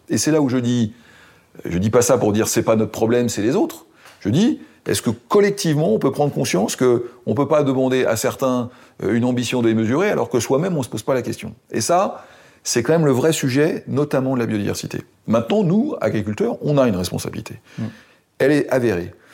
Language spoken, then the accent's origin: French; Seine-et-Marne, Île-de-France, France; chez moi en Seine-et-Marne